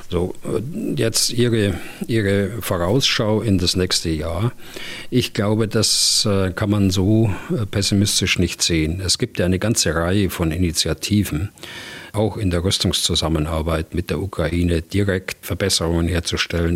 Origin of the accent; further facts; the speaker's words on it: Germany; bei uns in Deutschland